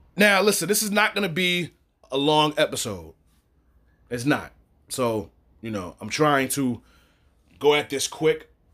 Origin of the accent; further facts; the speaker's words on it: New York City, New York, United States; we're both from New York, I'm from Brooklyn